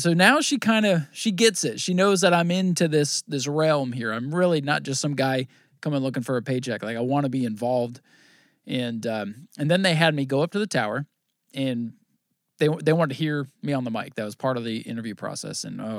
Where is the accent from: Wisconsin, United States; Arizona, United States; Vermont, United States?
Vermont, United States; I grew up in Vermont, watched Thunder Road, watched, you know, Plattsburgh, all this stuff.